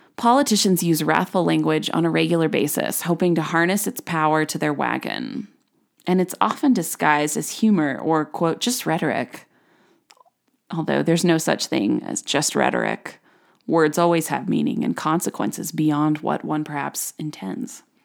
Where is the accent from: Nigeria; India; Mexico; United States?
United States; as an American